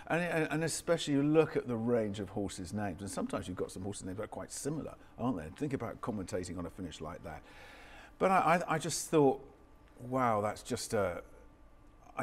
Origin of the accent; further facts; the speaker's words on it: Stroud, South West England, United Kingdom; I grew up in Stroud in Gloucestershire, so, you know, not that far from Cheltenham, obviously.